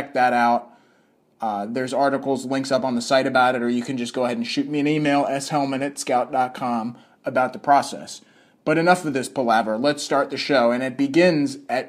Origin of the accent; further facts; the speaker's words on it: the South, United States; moved away; I grew up in the South